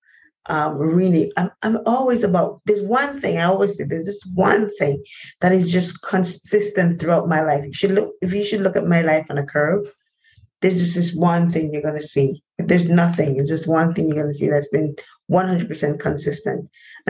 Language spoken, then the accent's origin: English; Linstead, Saint Catherine, Jamaica; growing up in Jamaica in a place called Linstead, St. Catherine